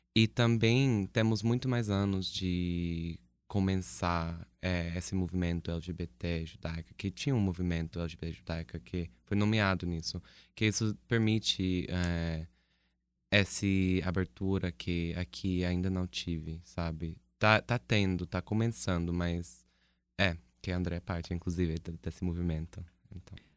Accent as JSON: {"language": "Portuguese", "country": "United States", "moved": "yes", "lives_now": "Brazil", "said": "sou dos Estados Unidos originalmente"}